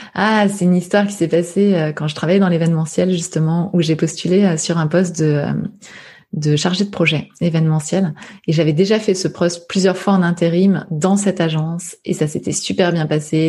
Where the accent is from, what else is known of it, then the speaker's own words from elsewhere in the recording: Saint-Brice-sous-Forêt, Île-de-France, France; j'ai grandi à saint brie sous forêt dans le Val d'Oise, juste à côté de Sarcelles